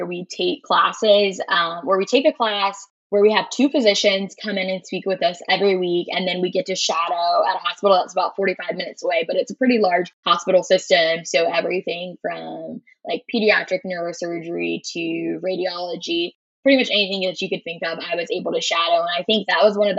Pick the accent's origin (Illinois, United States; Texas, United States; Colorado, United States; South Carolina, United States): South Carolina, United States; Florence; Born and raised in South Carolina, originally from Florence, South Carolina